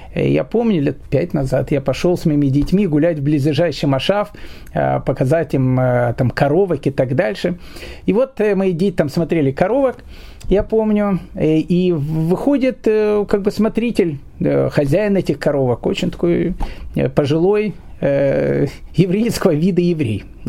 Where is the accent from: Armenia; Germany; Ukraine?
Ukraine; Kyiv; moved away as an adult; also born or lived in Australia / Israel; я сам из Киева